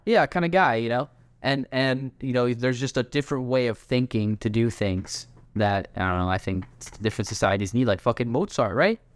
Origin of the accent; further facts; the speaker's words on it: Orlando, Florida, United States; we're both from Orlando